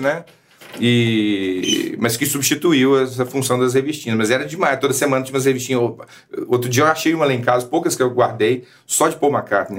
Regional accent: Belo Horizonte, Minas Gerais, Brazil; a gente está falando da terra, do, onde eu cresci

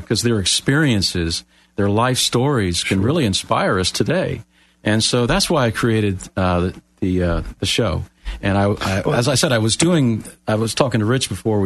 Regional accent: Miami, Florida, United States; moved away; I'm from Miami originally, born and raised, Floridian. Moved here many years ago

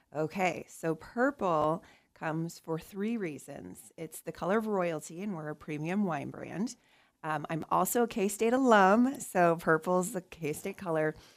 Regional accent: Nebraska, United States; now in Kansas, United States; Nebraska, so my home state

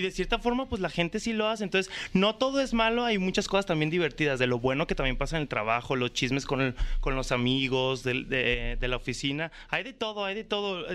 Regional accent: Guadalajara, Jalisco, Mexico; also born or lived in Mexico City; yo soy de Guadalajara

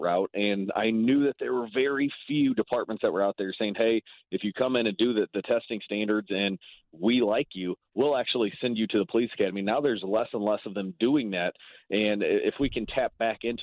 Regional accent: Ferguson, Missouri, United States; growing up in Ferguson, Missouri

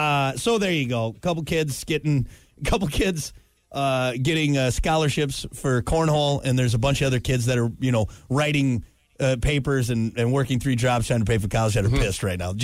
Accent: Wisconsin, United States; growing up in Wisconsin

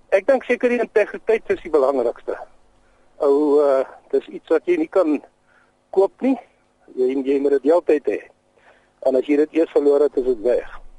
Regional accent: Aliwal North, Eastern Cape, South Africa; moved away; Ja, ek het in Allewal Noord groot geword in die Oos-Kaap.

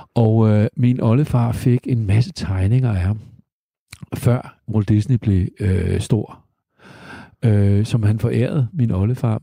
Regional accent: Denmark; also born or lived in United States; jeg er jo halvt amerikaner, øh, i den forstand, at min mor var amerikaner og flyttede hertil i 51 med mig i maven, og en dansk far på siden.

